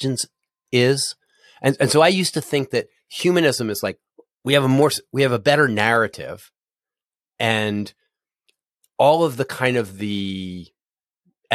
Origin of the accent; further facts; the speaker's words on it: Philadelphia, Pennsylvania, United States; now in Cincinnati, United States; I grew up in Philadelphia and I've lived a bunch of other places, but here I am in Cincinnati